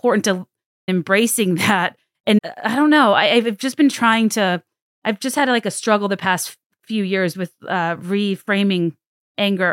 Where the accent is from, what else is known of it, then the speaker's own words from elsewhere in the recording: Central Virginia, United States; I grew up in Central Virginia